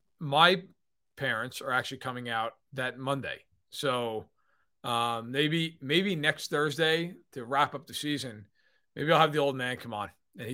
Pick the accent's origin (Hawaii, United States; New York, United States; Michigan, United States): New York, United States; Yes, and I'm of course from New York. So for me, like, I always grew up like when the ball dropped, it was actually your New Year.